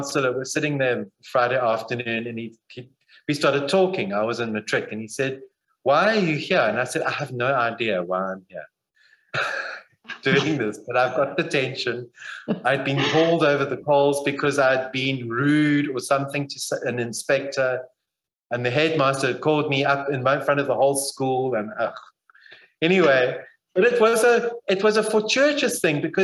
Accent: Zimbabwe; now in Barrydale, South Africa; I grew up in Zimbabwe.

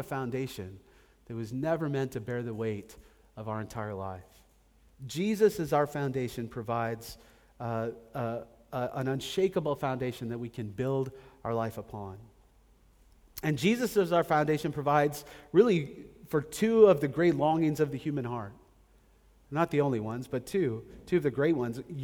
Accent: United States; moved away as an adult; I grew up in America

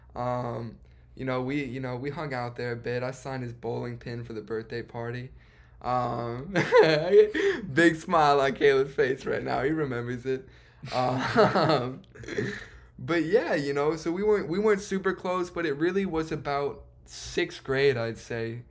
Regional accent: Chicago, Illinois, United States; I myself um, have also been born and raised in Chicago

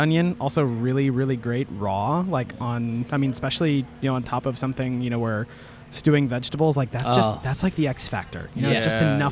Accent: Florida, United States; now in Atlanta, United States; I grew up in Florida

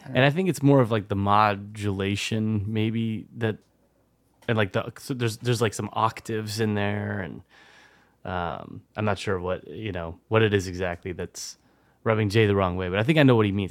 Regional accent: France; moved away; when I was growing up in France.

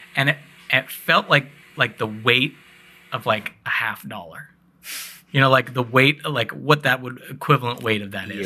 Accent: Northwest, United States; we're National Guard, so, like, we're all from the Northwest

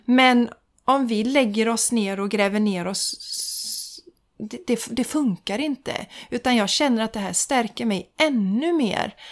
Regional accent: Sweden; jag och min svägerska, vi var de enda från Sverige

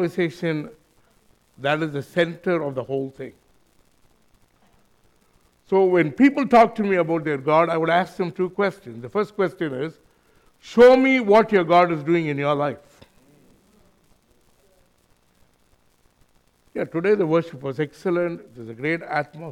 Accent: India; moved away as an adult; now in New Zealand; me, my brother, my sister-in-law, we are from India

